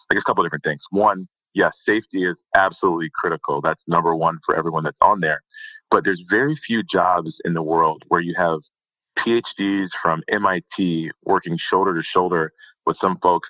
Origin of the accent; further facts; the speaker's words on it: Detroit, Michigan, United States; I'm from the Detroit area, so not a lot of oil and gas are around there